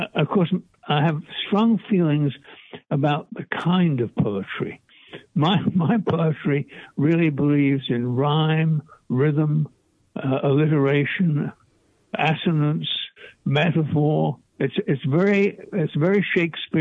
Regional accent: England, United Kingdom; I'm English, and in the English educational system

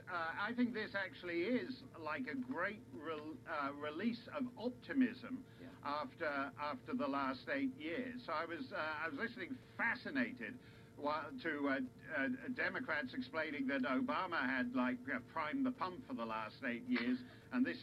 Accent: Canada; I'm not South African. I'm, I'm Canadian.

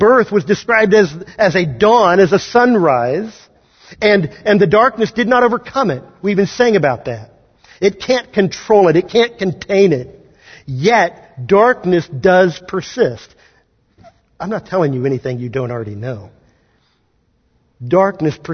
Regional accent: Kansas, United States; moved away; I grew up in Kansas

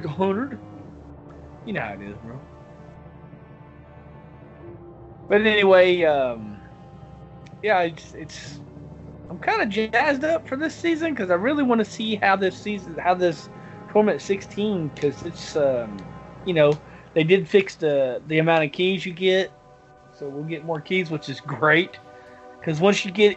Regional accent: the South, United States; I'm from the South

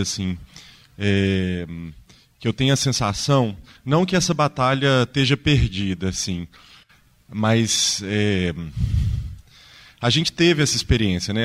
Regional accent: Ouro Preto, Minas Gerais, Brazil; eu sou de Ouro Preto

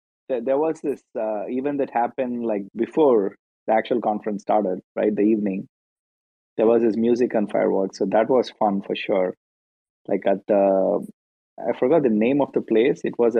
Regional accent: India; also born or lived in Seattle, United States; now in Palo Alto, United States; I'm originally from India, and we used to like operate out of Seattle. I just moved to Bay Area this weekend.

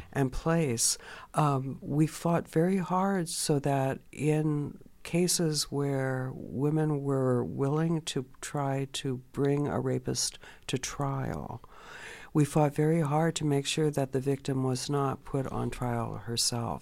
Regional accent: California, United States; I grew up in California

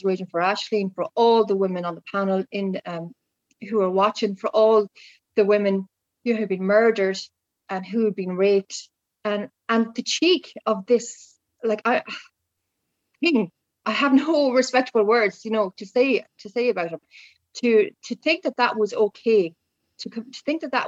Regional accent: Ireland

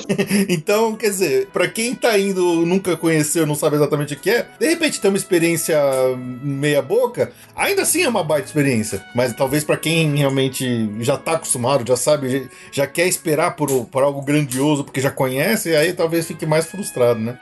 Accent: Brazil; nós brasileiros

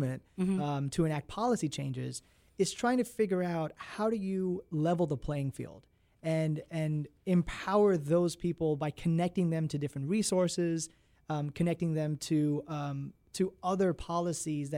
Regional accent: Maryland, United States; I was born and raised in Maryland

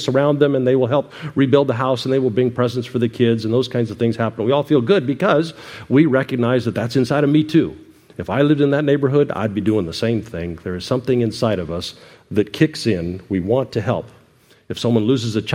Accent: United States; we're an American

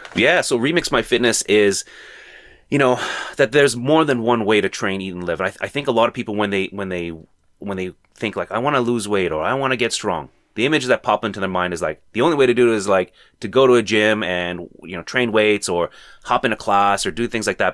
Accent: Toronto, Ontario, Canada; Toronto native, born and raised

